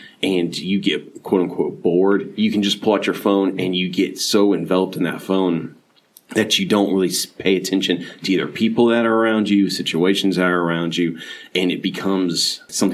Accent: Clearwater, Florida, United States; moved away as an adult; now in Dunn, United States; We grew up together in Clearwater, Florida

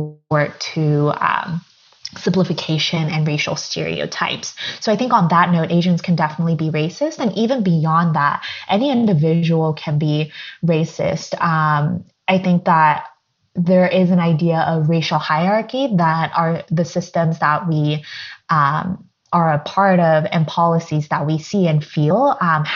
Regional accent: Southern California, United States; also born or lived in Korea; I was born in Korea and I was raised in Southern California

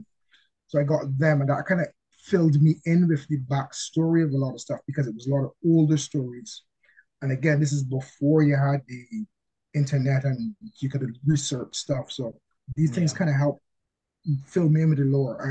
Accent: Barbados; I'm from Barbados

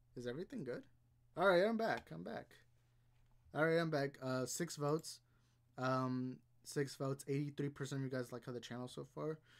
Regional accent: Houston, Texas, United States; I'm born and raised in Texas.

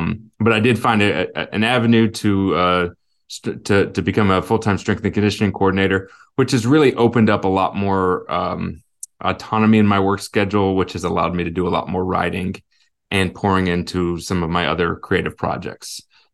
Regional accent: Illinois, United States; also born or lived in Alaska; And I was born in Alaska. Like I said, we moved a little bit. I ended up going through high school, mostly in the St. Louis area, the Illinois side of the Mississippi River.

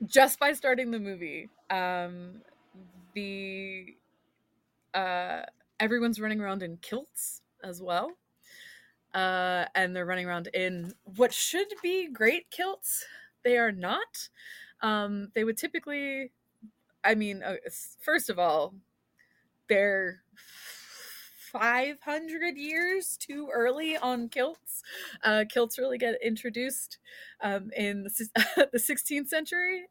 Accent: Philadelphia, Pennsylvania, United States; accent: Philly; also born or lived in Scotland; I was getting made fun of by Scott's people for my accent, um, because every once in a while, I would say "wooter" instead of "water," which is, like, a Philly area thing

